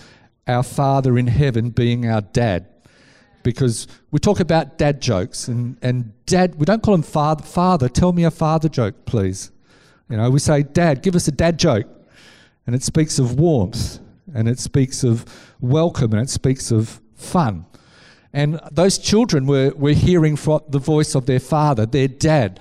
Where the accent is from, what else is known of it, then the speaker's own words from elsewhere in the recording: Scarborough, Yorkshire and the Humber, United Kingdom; I grew up in Scarborough on the beaches.